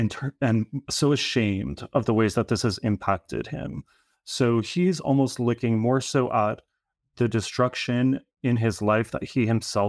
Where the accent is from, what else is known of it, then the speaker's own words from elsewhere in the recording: New Rochelle, New York, United States; And I grew up in Rochelle, so like on the border of the Bronx, and spent a few years in California, but then came back to New York and I've been here for quite a long time now.